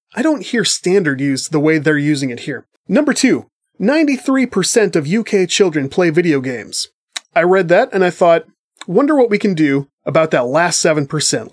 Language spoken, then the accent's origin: English; United States; as an American person